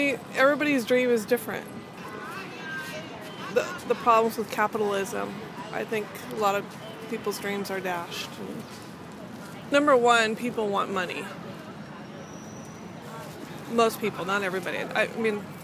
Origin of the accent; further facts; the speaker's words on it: Los Angeles, California, United States; I'm from Los Angeles